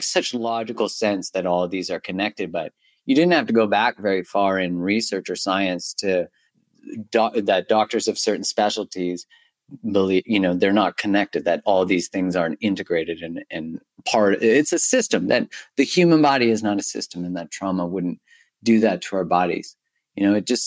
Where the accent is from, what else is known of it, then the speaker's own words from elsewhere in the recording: Canada; I'm Canadian